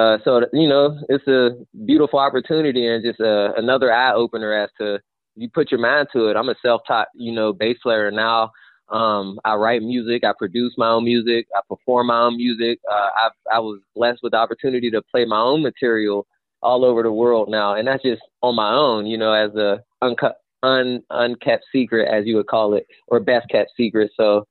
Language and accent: English; Wilkesboro, North Carolina, United States; I just couldn't get out my head that I'm a kid from Wilkesboro.